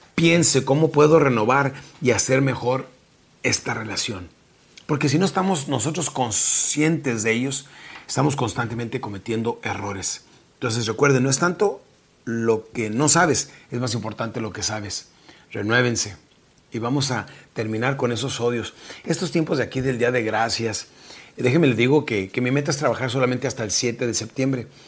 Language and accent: Spanish; Mexico; now in South Texas, United States; nuestra República Mexicana